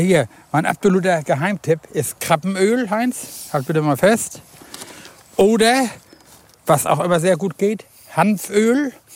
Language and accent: German; Husum, Schleswig-Holstein, Germany; ich bin ja in Husum groß geworden